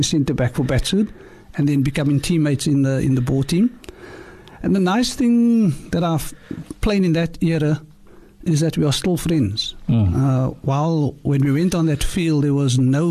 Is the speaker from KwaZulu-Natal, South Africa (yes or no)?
no; Cape Town, Western Cape, South Africa; also born or lived in Claremont, Cape Town; I was born in Claremont. And we were moved to Heidelberg in 1966 due to the Groep Eres Act